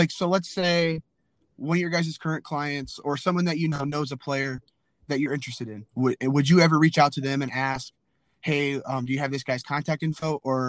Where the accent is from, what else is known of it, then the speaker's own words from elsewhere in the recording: Fort Wayne, Indiana, United States; I'm from Fort Wayne.